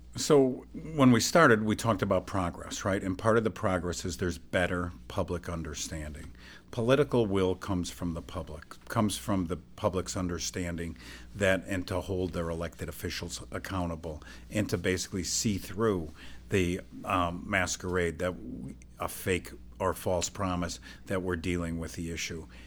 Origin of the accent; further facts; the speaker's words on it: Illinois, United States; I'm from Illinois